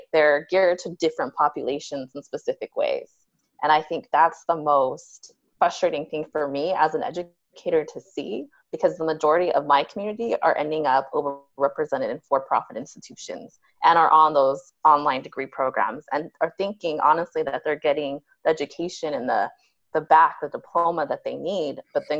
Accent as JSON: {"language": "English", "town": "Salt Lake City", "region": "Utah", "country": "United States", "tie": "born or raised there", "also_born_or_lived": "California / Pennsylvania", "moved": "as an adult", "said": "I'm a Chicana Puerto Rican, born and raised in Salt Lake City, Utah"}